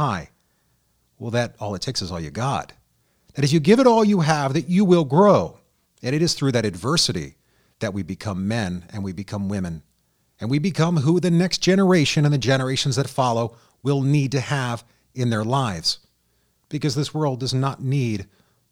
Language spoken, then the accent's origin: English; United States; I was born in the United States